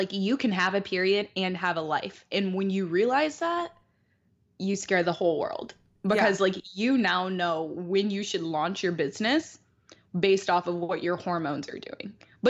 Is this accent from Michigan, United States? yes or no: yes; Detroit, Michigan, United States; I'm from Detroit